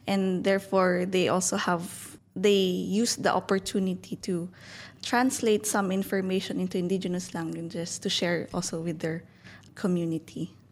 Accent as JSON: {"language": "English", "town": "Baguio", "region": "Cordillera Administrative Region", "country": "Philippines", "said": "I'm from Baguio City"}